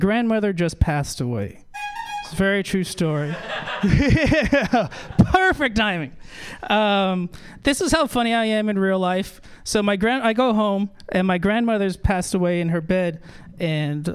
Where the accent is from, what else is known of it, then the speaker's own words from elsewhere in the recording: San Jose, California, United States; moved away as an adult; now in San Francisco, United States; I'm from the non-windy city of San Jose, California.